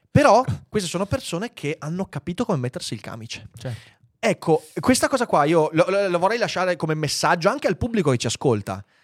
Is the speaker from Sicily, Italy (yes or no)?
no; Veneto, Italy; accent: Venetian; la mia cadenza veneta